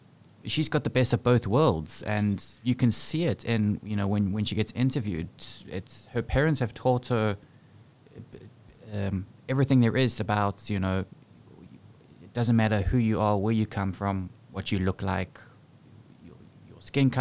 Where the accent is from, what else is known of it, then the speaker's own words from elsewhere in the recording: South Africa; moved away; growing up in South Africa.